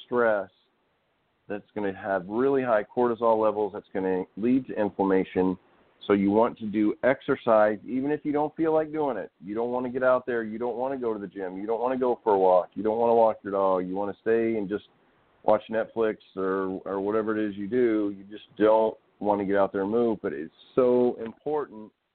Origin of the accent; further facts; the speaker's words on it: Arkansas, United States; I grew up out in Arkansas.